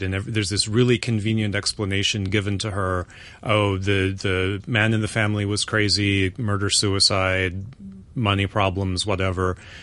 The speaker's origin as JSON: {"language": "English", "region": "North Carolina", "country": "United States", "tie": "born or raised there", "said": "where I grew up in North Carolina"}